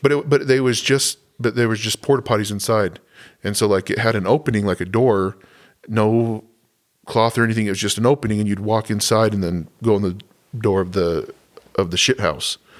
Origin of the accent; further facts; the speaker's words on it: Southwest, United States; moved away; I grew up in the Southwest